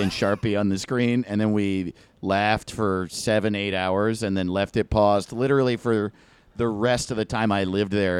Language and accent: English; East Coast, United States; I grew up on the East